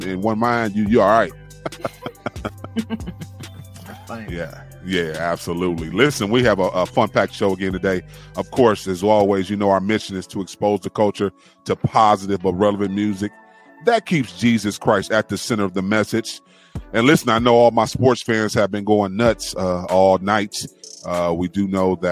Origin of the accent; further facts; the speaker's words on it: Cleveland, Ohio, United States; I'm from Cleveland